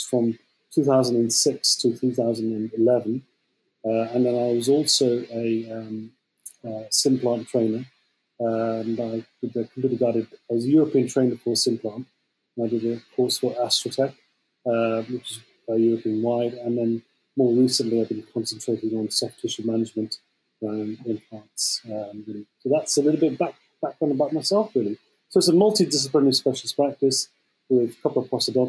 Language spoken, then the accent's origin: English; Birmingham, West Midlands, United Kingdom; also born or lived in Liverpool; I'm actually from Birmingham